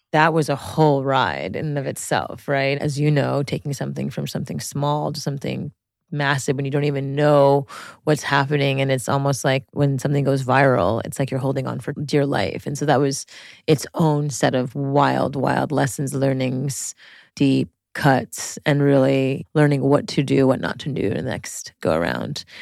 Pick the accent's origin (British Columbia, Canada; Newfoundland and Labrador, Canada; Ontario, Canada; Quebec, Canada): Quebec, Canada; Montreal; I grew up in French Montreal, in, like, the most French part of La Rivista de Montreal, like the South Shore of Montreal